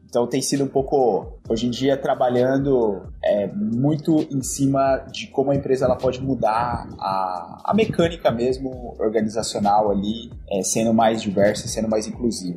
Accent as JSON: {"language": "Portuguese", "town": "Bauru", "region": "São Paulo", "country": "Brazil", "tie": "born or raised there", "moved": "as an adult", "said": "eu sou natural do interior de São Paulo, sou lá da cidade de Bauru"}